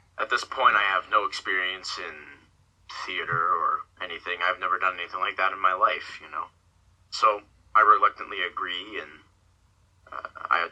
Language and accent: English; Cambridge, Maryland, United States; also born or lived in Dunkirk, New York / Virginia; now in Florida, United States; I come from a small town in New York, Dunkirk, in New York, I believe it's called. It's where I was born. I lived there for a couple of years, I spent most of my life in Maryland, in a small town called Cambridge